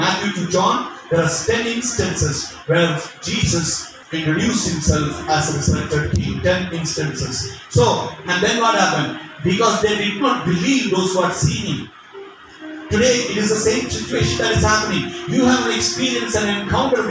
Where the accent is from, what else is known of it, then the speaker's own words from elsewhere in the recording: India; as well as being an Indian